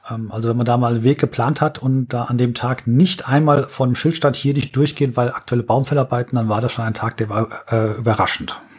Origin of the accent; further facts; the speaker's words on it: Berlin, Germany; Da muss okay. ich als Berliner von träumen.